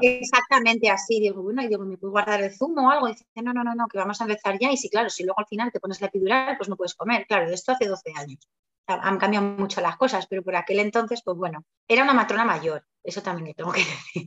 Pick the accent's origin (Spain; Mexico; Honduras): Spain; Zaragoza, Aragon; also born or lived in Barakaldo, Spain; yo nací en Maracaldo, en Bilbao, y vivo en Zaragoza desde que tenía pues eh, casi tres añitos.